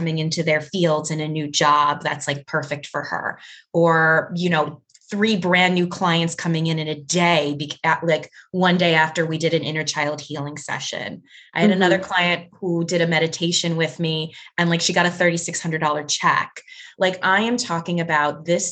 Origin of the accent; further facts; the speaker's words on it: New York, United States; I'm a New Yorker